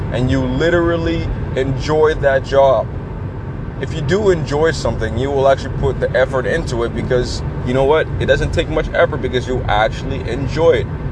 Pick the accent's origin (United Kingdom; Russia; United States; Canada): Canada; I'm a Canadian. We are nice people